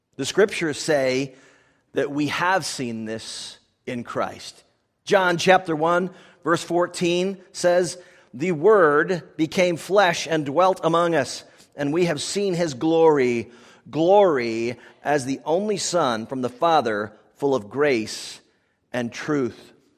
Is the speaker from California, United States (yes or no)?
no; Washington, District of Columbia, United States; I grew up in the Washington, D C area